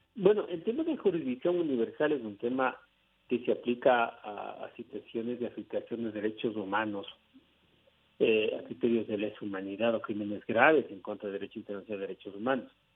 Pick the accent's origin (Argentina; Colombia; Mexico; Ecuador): Ecuador